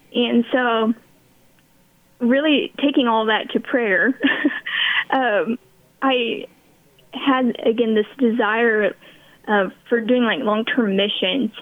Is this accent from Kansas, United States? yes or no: yes; Beloit, Kansas, United States; accent: American; also born or lived in Hays, Kansas; I grew up in Beloit, um, and I currently live in Beloit